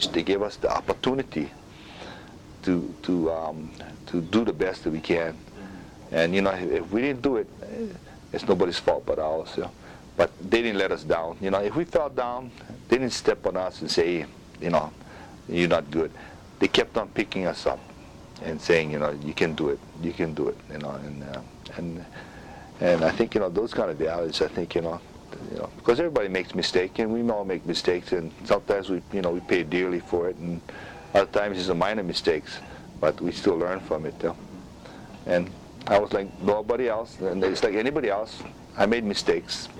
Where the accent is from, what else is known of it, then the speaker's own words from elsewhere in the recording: Honolulu, Hawaii, United States; it was a challenge. We were on welfare and everything at the time. And growing up there